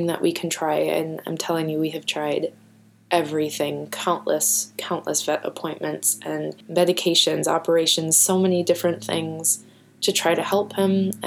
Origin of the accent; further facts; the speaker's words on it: Minnesota, United States; I'm such a Minnesotan.